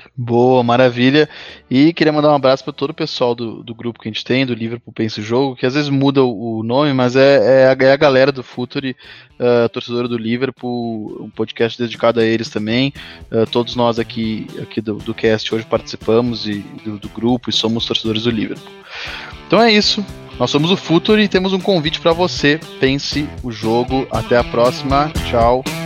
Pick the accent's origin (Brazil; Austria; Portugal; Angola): Brazil; Gaúcho, Rio Grande do Sul; now in São Paulo, Brazil; como gaúcho radicado em São Paulo